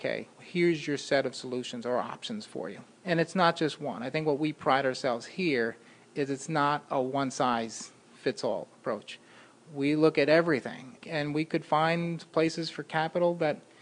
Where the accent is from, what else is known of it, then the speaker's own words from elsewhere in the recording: North Brunswick, New Jersey, United States; also born or lived in Syracuse, New York; I grew up in about a half hour south of here in North Brunswick, New Jersey